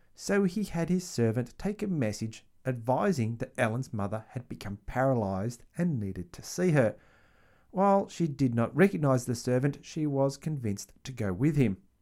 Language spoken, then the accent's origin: English; Australia; I am Australian